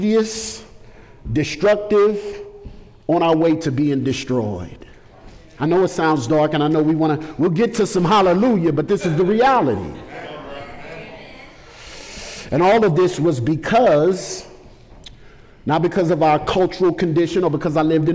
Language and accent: English; St. Louis, Missouri, United States; I grew up in St. Louis in a drug and gang culture of St. Louis.